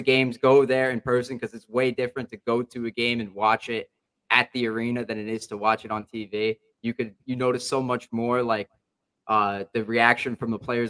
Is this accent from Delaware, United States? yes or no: no; New Jersey, United States; I'm from New Jersey